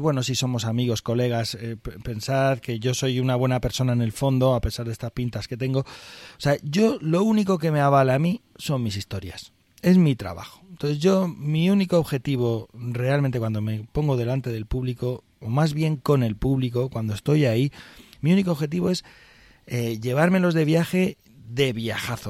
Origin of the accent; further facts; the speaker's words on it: northern Aragon, Spain; yo soy del norte de Aragón, que es donde se utiliza esto